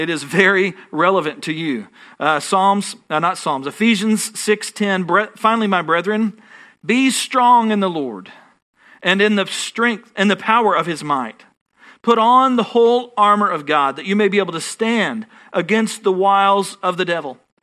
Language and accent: English; Texas, United States